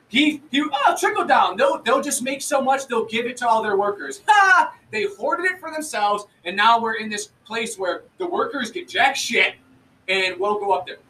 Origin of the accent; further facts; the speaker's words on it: United States; I was born in America.